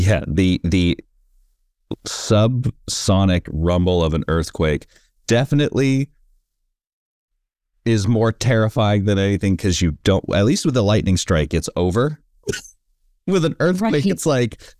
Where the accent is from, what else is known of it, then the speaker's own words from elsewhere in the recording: San Francisco, California, United States; now in Los Angeles, United States; I grew up in San Francisco and now I live